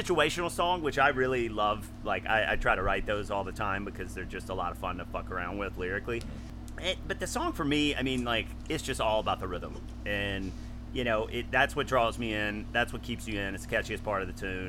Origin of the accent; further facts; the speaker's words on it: the South, United States; when I was growing up in the South